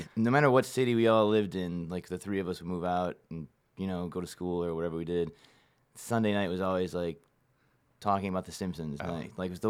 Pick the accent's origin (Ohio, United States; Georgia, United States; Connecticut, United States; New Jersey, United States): Ohio, United States; Cleveland; I was born in Cleveland, Ohio.